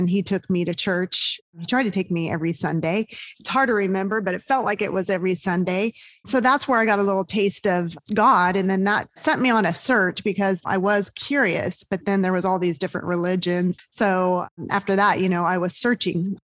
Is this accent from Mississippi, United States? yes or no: no; Southern California, United States; moved away as an adult; also born or lived in Georgia; I grew up in Southern California